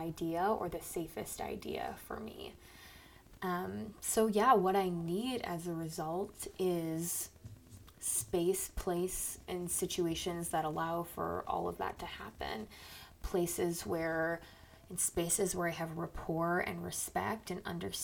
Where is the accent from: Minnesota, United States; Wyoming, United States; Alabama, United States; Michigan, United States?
Minnesota, United States; Owatonna; now in Omaha, United States; I was born in Owatonna, Minnesota. I currently reside in Omaha, Nebraska.